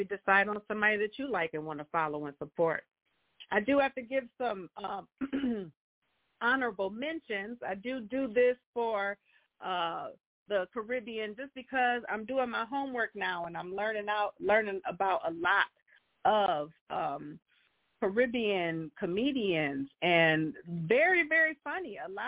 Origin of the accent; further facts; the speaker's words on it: United States; And they would know that I'm American, too, and I don't speak patois.